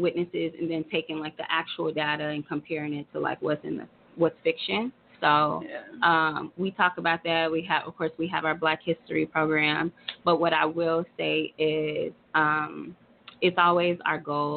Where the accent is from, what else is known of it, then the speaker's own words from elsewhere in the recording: Tulsa, Oklahoma, United States; I am from here. I'm from Tulsa, but I'm from North Tulsa